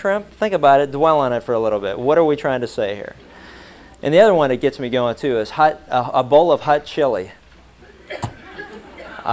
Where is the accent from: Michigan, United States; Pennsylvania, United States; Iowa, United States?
Pennsylvania, United States; Pittsburgh; when I was growing up in Pittsburgh